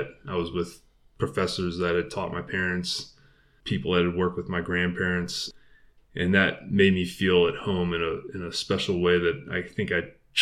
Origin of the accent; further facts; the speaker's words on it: Maryland, United States; also born or lived in California / Pittsburgh, Pennsylvania; now in Idaho, United States; Born in California, but grew up in Maryland